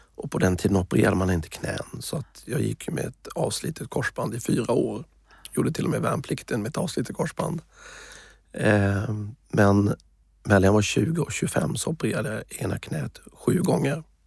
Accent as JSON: {"language": "Swedish", "region": "Småland", "country": "Sweden", "also_born_or_lived": "United States / Thailand / Africa / Middle East", "moved": "yes", "said": "jag är ju smålänning"}